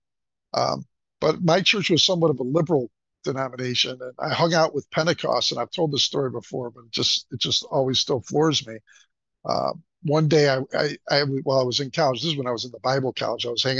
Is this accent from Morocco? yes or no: no; Buffalo, New York, United States; I was born in Buffalo in Western New York and raised there